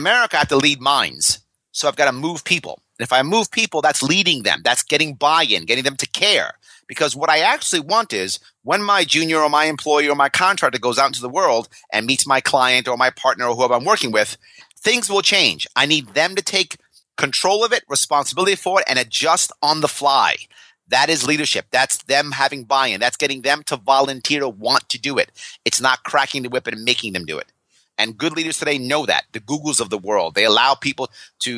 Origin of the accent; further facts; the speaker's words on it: New York City, New York, United States; when I was a kid, I grew up in New York City